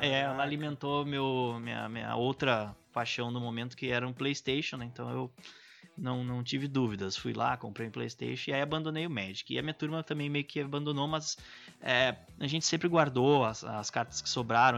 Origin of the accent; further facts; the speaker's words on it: Pelotas, Rio Grande do Sul, Brazil; eu sou do interior do Rio Grande do Sul, sou de Pelotas